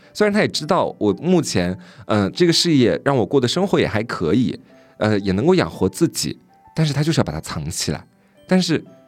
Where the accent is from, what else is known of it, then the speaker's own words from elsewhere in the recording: Anhui, China; moved away; 我们两个是老乡嘛，算是。虽然我们是玩南玩北